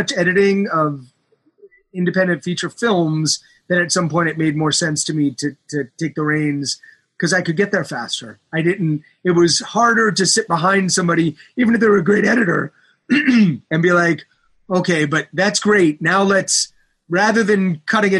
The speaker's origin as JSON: {"language": "English", "town": "Baltimore", "region": "Maryland", "country": "United States", "tie": "born or raised there", "moved": "yes", "said": "going back to Baltimore and finding a way to, you know, go back to my hometown and make a film"}